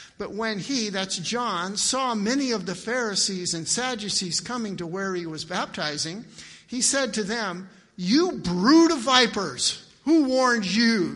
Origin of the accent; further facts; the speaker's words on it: Miles City, Montana, United States; I grew up in Miles City, Montana, a town of 10,000.